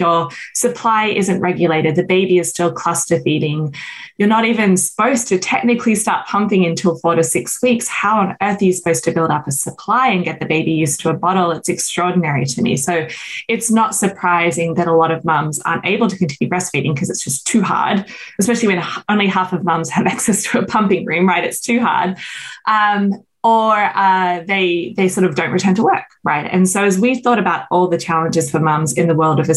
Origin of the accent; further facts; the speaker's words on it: Australia; moved away as an adult; now in United States; I grew up in Australia